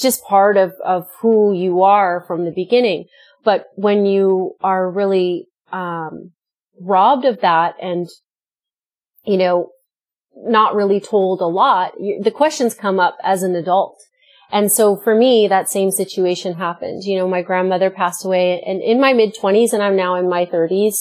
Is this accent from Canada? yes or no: yes; Vancouver, British Columbia, Canada; I grew up in Metro Vancouver, and so I was raised